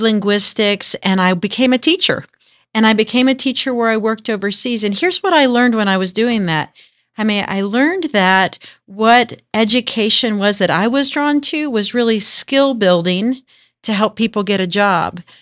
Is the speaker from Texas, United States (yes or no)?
yes; Denton, Texas, United States; also born or lived in Manhattan, Kansas / Japan; I grew up, uh, in the D, Dallas, Fort Worth area in a, what was a little town called Denton.